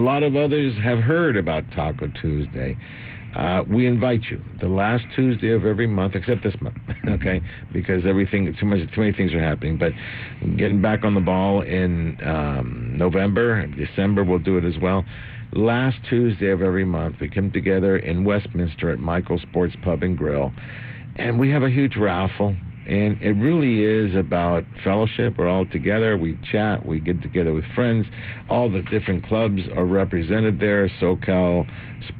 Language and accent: English; Argentina; now in United States; I'm from Argentina.